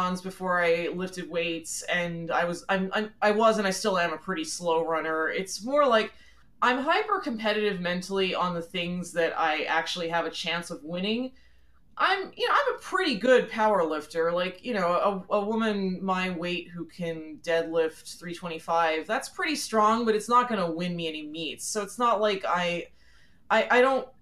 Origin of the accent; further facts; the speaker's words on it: southeastern Pennsylvania, United States; also born or lived in Philadelphia; I was born in Philly, Philly proper. And when I was about 6 years old, my parents moved out. We moved out to the suburbs. So I grew up pretty much my entire life in the southeastern Pennsylvania area